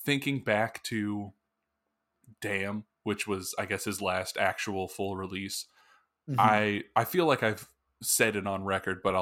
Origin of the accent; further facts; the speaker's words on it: United States; I'm American